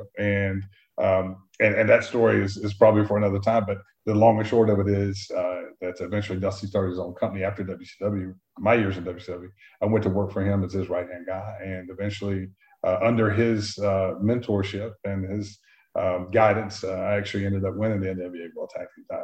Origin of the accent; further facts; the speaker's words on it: Brunswick, Georgia, United States; we grew up in Brunswick, Georgia, which was right on the Georgia-Florida line on the coast of Georgia